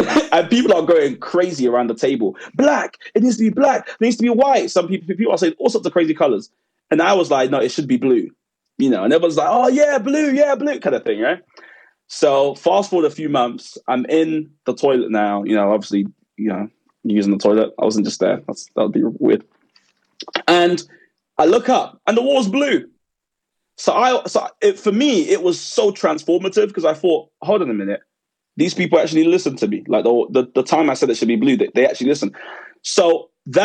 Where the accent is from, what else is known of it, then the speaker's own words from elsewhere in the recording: London, United Kingdom; I grew up in Woolwich, so. Woolwich Arsenal.